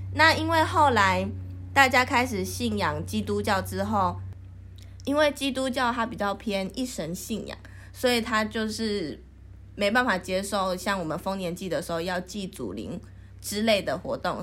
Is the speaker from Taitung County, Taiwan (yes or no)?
yes; Longchang tribe, Donghe Township, Taitung County, Taiwan; 我是来自台东县东河乡龙昌部落的小朋友